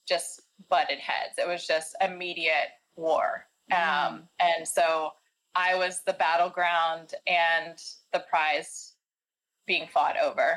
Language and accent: English; Nashville, Tennessee, United States; I grew up in Nashville, Tennessee, in the South.